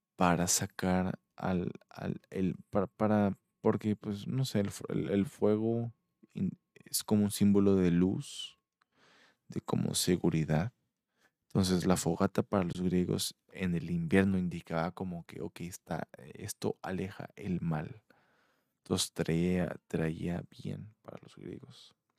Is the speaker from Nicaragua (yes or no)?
no; Mexico; yo soy mexicano